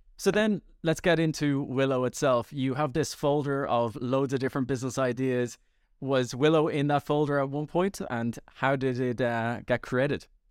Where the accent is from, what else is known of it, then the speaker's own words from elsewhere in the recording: Ireland; I'm Irish